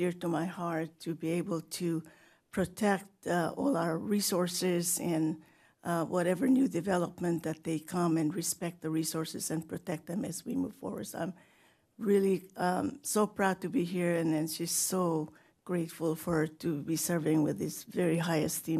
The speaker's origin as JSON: {"language": "English", "country": "Palau", "moved": "yes", "lives_now": "Goleta, United States", "said": "I am originally from the Palau Islands, but I've been in Goleta for 38 years"}